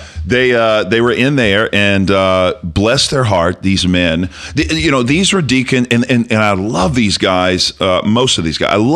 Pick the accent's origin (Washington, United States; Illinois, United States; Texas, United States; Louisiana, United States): Louisiana, United States; New Orleans; from New Orleans, Louisiana. I wasn't raised on a farm